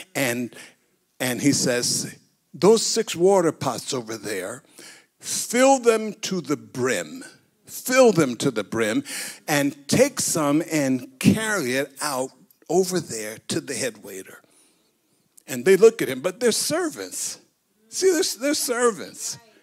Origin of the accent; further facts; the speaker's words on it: United States; I'm an American. I, I live in a democracy